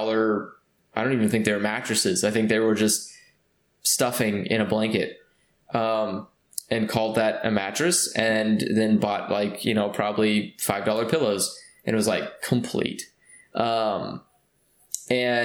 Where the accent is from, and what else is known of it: California, United States